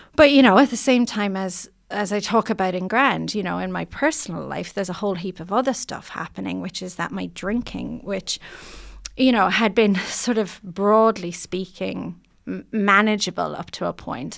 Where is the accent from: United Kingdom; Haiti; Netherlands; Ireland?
Ireland; moved away as an adult; now in New Zealand; I just wanted to be accepted as a New Zealander